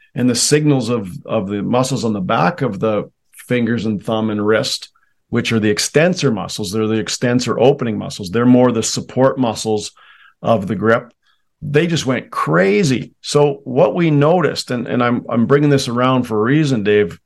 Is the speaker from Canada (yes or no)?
yes; Canada; I was raised in Canada